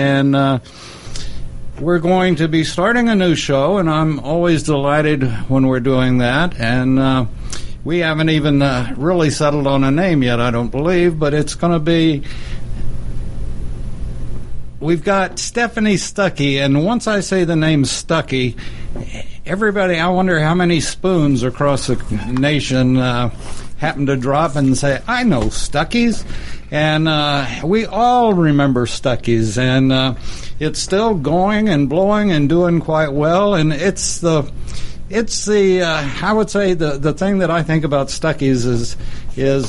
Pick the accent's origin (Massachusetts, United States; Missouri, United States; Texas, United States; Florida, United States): Texas, United States; I grew up in Texas, and we say pecan.